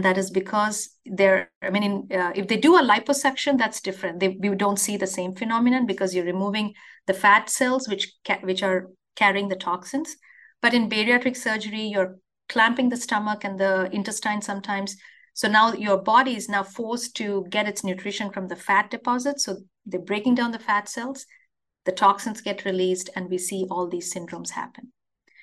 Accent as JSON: {"language": "English", "country": "India", "tie": "born or raised there", "moved": "as an adult", "lives_now": "Wisconsin, United States", "said": "I grew up in India"}